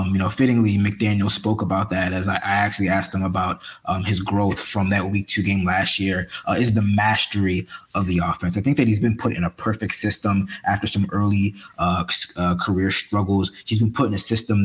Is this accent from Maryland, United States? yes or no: yes; Baltimore, Maryland, United States; moved away as an adult; now in South Florida, United States; I always got love for my hometown.